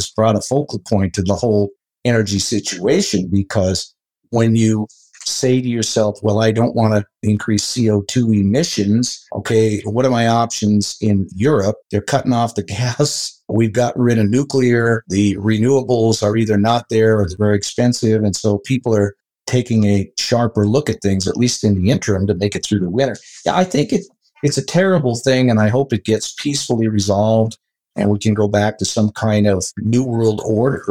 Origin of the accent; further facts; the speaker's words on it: Butte, Montana, United States; also born or lived in Colorado; I was born and raised in Butte, Montana